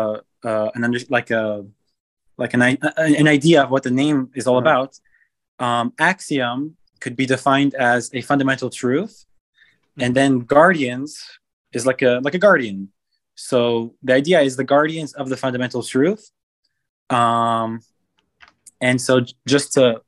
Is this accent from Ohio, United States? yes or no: no; Los Angeles, California, United States; also born or lived in Israel; I was born in Los Angeles, and then when I was 6 months old, I moved to Israel with my family, lived there for 10 years